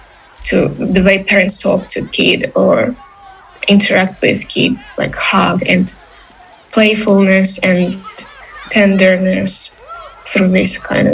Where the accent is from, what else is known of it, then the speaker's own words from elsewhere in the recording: Ukraine; now in Finland; I come from Ukraine.